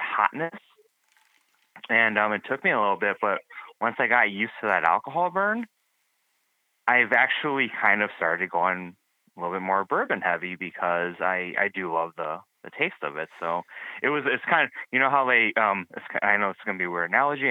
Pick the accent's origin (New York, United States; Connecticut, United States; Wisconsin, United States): Wisconsin, United States; Milwaukee; I'm from Milwaukee